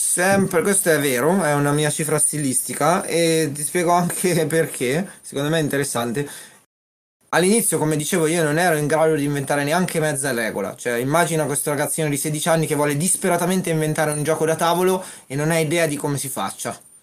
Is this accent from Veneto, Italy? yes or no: no; Umbria, Italy; Io vengo dall'Umbria